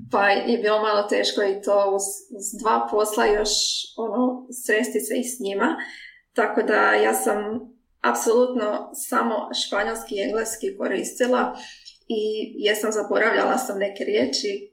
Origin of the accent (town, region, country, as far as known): Croatia; moved away as an adult; also born or lived in Mexico; now in Hamburg, Germany